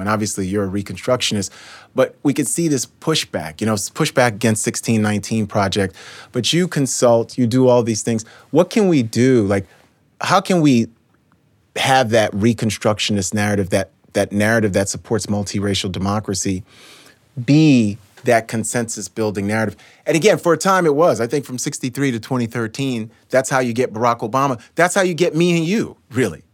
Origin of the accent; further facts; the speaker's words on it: New York City, New York, United States; I grew up in New York City.